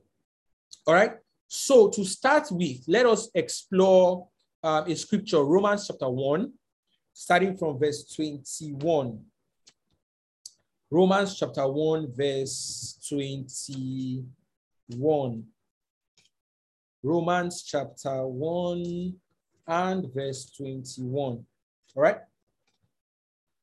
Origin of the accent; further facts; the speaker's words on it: Nigeria; It is not we as Nigerians, and I'm just speaking as from a Nigerian context.